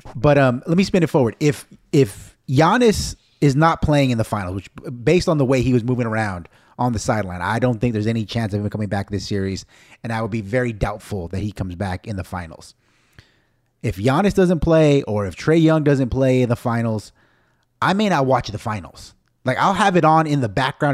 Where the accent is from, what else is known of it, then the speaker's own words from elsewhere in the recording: United States; I'm Mexican American, I'm so American